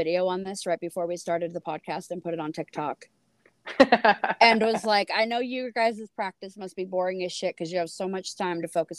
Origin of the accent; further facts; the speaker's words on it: California, United States; because I'm in California, or I grew up in California near Folsom